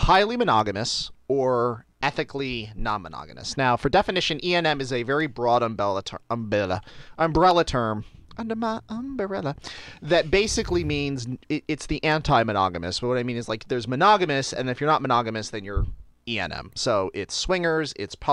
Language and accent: English; Buffalo, New York, United States; I grew up in Buffalo in Western New York